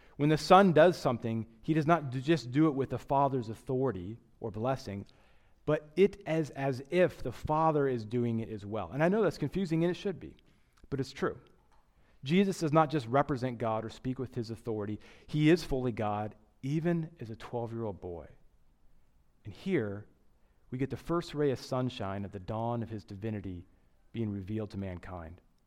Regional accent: Midwest, United States; now in New York, United States; I grew up in the Midwest.

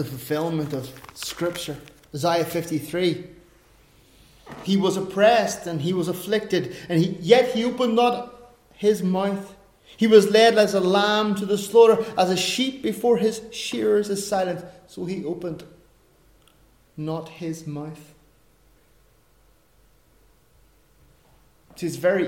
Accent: Ireland; I'm an Irishman.

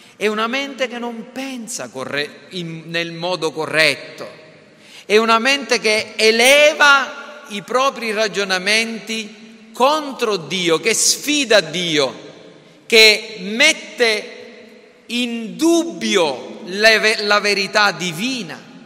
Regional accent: Sicily, Italy; da siciliani

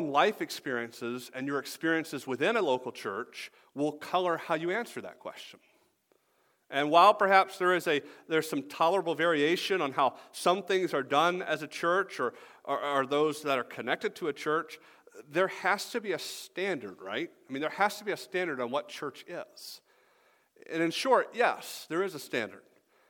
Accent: the South, United States; I told you, I'm from the South, right?

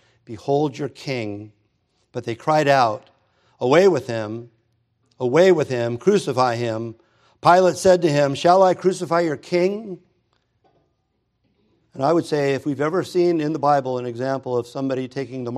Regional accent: United States; I'm an American

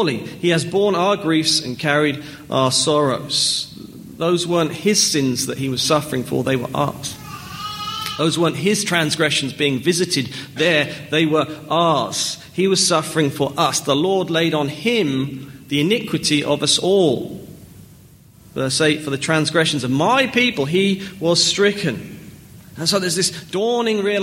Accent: Norfolk near Norwich, East of England, United Kingdom; I was born in England. I grew up in Norfolk near Norwich

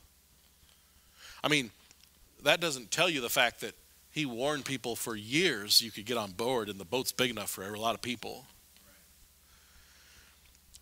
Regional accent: United States; as an American

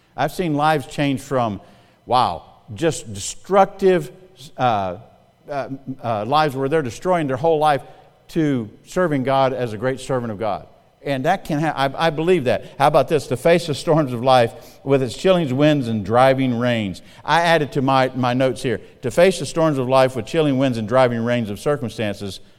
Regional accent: South Carolina, United States; moved away as an adult; also born or lived in Missouri; now in Indiana, United States; I'm from South Carolina

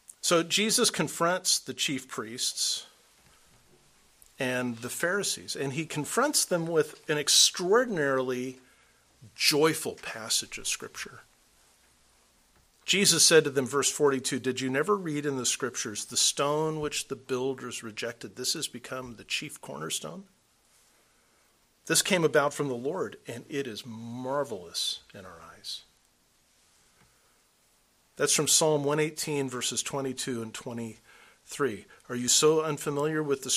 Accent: California, United States; we come from California

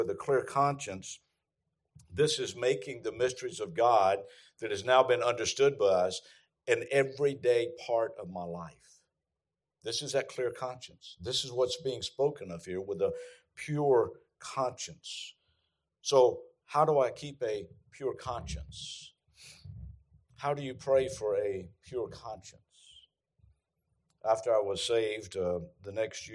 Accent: the South, United States; I'm from the South

